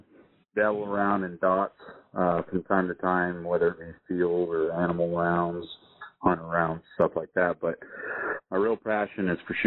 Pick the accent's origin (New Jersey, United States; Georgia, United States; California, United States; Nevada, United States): California, United States; also born or lived in San Diego; I grew up in California.